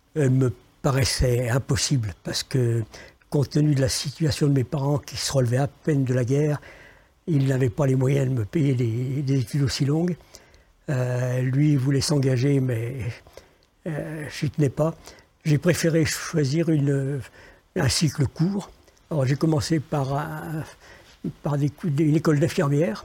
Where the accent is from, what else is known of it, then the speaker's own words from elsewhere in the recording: Lyon, Auvergne-Rhône-Alpes, France; je suis né à Lyon, je connaissais que Lyon